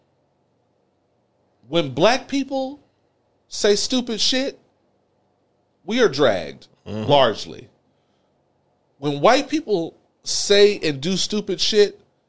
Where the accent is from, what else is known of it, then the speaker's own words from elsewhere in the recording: Texas, United States; growing up in Texas